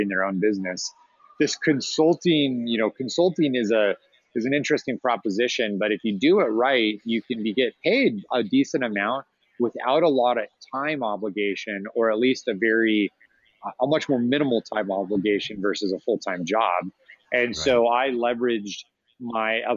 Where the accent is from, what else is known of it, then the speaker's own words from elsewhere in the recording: Arizona, United States; I'm from Arizona and there's this big Latin community and there's a very common thing here in the Southwest where the Mexican popsicle carts, we see them all the time growing up